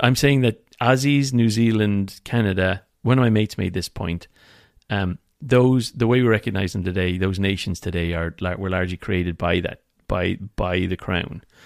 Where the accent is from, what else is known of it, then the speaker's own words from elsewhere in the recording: Ireland; as an Irish